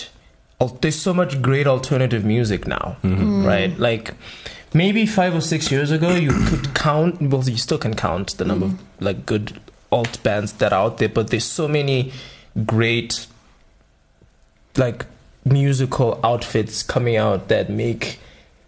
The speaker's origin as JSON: {"language": "English", "town": "Gweru", "region": "Midlands", "country": "Zimbabwe", "moved": "yes", "said": "I'm originally from Gweru"}